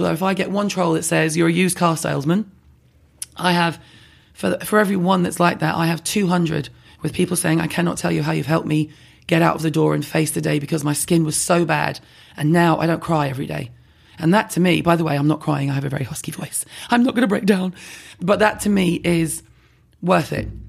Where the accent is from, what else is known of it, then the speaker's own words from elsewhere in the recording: London, United Kingdom; I'm from London